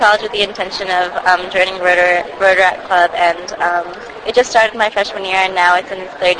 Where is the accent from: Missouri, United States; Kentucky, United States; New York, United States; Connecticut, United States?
New York, United States; Long Island; I'm originally from Long Island